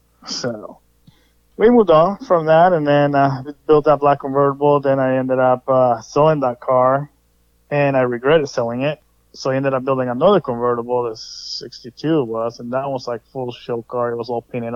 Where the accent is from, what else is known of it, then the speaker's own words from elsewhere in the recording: Redwood City, California, United States; also born or lived in Sacramento, Roseville area; now in Roseville, United States; I grew up in Redwood City, and then I moved to across the Bay, and then ended up in Sacramento, Roseville area